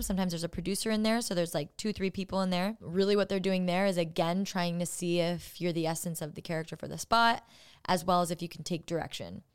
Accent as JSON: {"language": "English", "area": "Orange County", "region": "California", "country": "United States", "moved": "as an adult", "lives_now": "Los Angeles, United States", "said": "My dad's a surfer 'cause I'm from Orange County"}